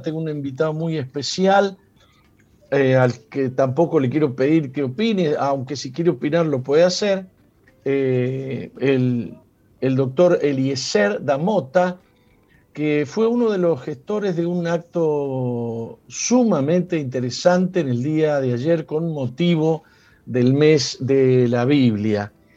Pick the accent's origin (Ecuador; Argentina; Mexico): Argentina; yo soy argentino